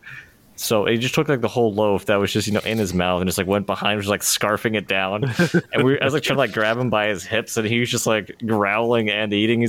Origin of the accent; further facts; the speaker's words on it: Pennsylvania, United States; growing up in Pennsylvania